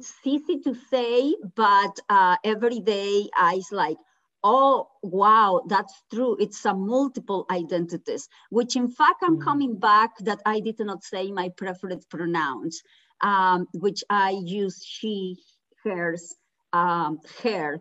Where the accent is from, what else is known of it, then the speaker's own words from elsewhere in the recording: Mexico; now in United States; I was born in Mexico, living in the United States